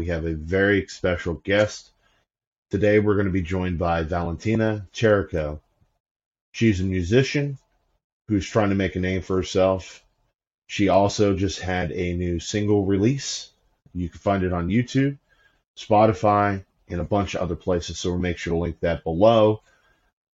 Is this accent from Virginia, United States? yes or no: yes; Roanoke, Virginia, United States; I'm from Roanoke, Virginia